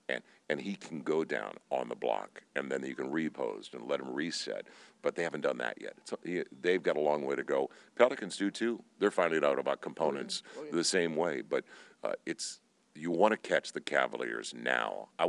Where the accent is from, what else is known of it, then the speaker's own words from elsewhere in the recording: St. Louis, Missouri, United States; we grew up in St. Louis